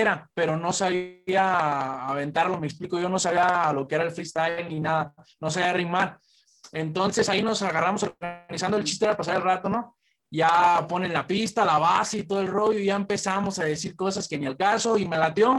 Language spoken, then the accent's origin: Spanish; Zamora, Michoacán, Mexico; yo soy de Zamora. La mayor parte del crew, bueno, todo el crew es de aquí de Jacona y yo soy de Zamora.